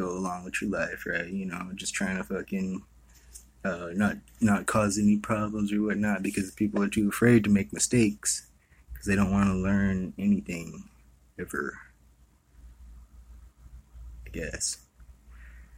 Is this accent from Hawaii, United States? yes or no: yes; Hawaii, United States; I was born and raised in Hawaii.